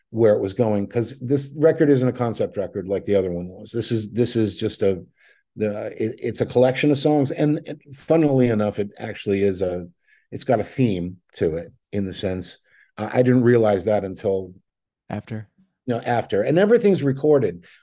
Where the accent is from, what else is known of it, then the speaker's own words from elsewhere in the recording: Scotland, United Kingdom; But I'm Scottish, so that's com- comes completely natural to me.